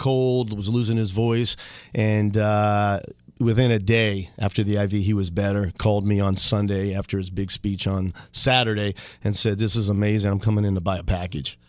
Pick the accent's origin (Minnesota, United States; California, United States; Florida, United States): Florida, United States; Dunedin; I grew up in Dunedin